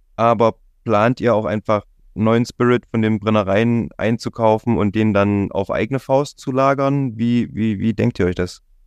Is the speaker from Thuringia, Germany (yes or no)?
yes; Jena, Thuringia, Germany; now in Leipzig, Germany; ich kenne es aus meiner Heimat, ich komme ursprünglich aus Jena